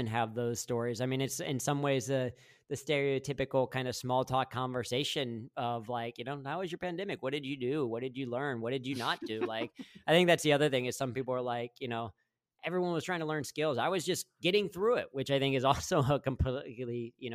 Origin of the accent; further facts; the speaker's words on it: Mason, Ohio, United States; moved away as an adult; now in Panama; I grew up in Mason